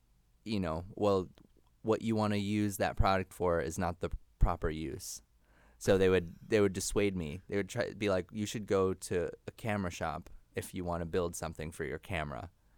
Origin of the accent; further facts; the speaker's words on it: Connecticut, United States; also born or lived in New York; I was born in New York Hospital, I think, in Manhattan. Don't check to see if that's a place. And then, yeah, I think I was maybe like just two or three when my parents, I think I lived with both of my parents at that point, moved us up to like somewhere in Connecticut